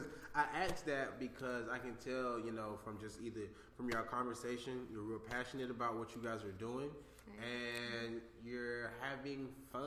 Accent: New York City, New York, United States; now in Georgia, United States; I'm from Brooklyn, New York.

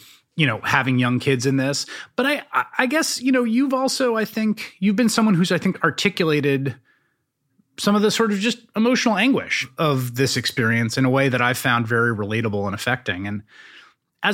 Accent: New York City, New York, United States; I grew up in New York City

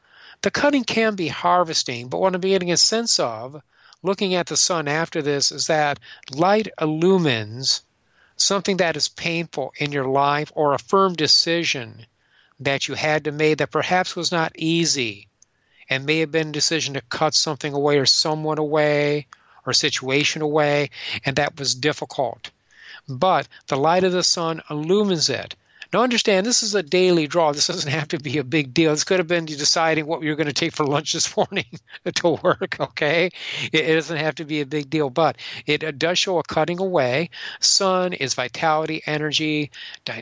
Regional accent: Michigan, United States; I'm from Michigan

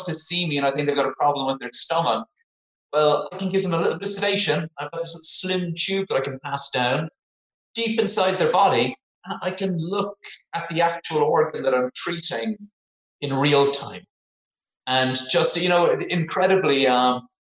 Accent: Cork, Munster, Ireland; moved away as an adult; also born or lived in Dublin, Ireland / Oxford, England; now in South West England, United Kingdom; I'm from Cork. I did all my training in Ireland, Cork, Dublin, Oxford, and then moved over to live in southwest of England

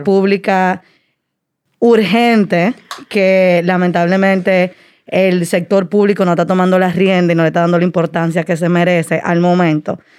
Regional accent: Dominican Republic; also born or lived in Washington, D.C.; soy dominicana, como le decía, eh, mi familia de Puerto Plata

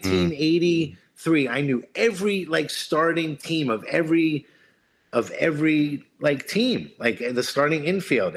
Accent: Philadelphia, Pennsylvania, United States; moved away; also born or lived in Boston / New York; Philly was just growing up.

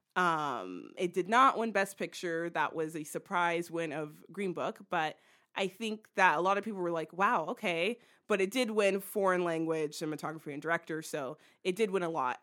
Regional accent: United States; we're American

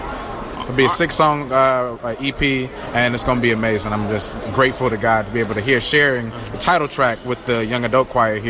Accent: Chicago, Illinois, United States; We're from Chicago, Illinois

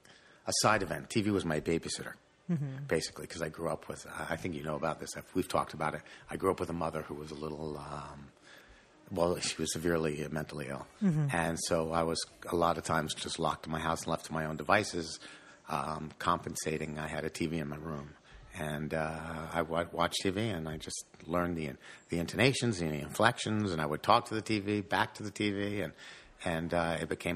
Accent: Fair Lawn, New Jersey, United States; also born or lived in Paterson, New Jersey; And a suburb of Paterson is Fairlawn, so I lived in Fairlawn. Fairlawn, New Jersey. Yeah, that's where I grew up.

